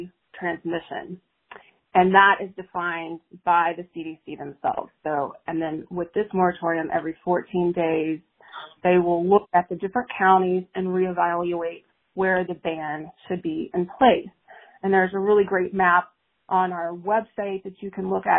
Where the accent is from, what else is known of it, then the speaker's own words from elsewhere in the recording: Texas, United States; I am a Texan myself